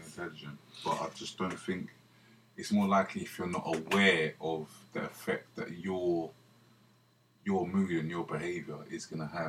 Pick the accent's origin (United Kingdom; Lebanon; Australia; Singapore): United Kingdom; London; We grew up in Shepherd's Bush